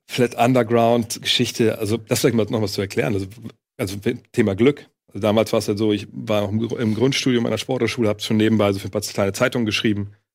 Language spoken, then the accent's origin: German; Wolfsburg, Lower Saxony, Germany; moved away as an adult; also born or lived in Cologne; Ich komme aus Wolfsburg